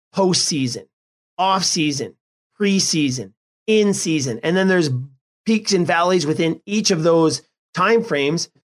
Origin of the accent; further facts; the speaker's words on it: Edmonton, Alberta, Canada; In my hometown of Edmonton is a real hockey hotspot.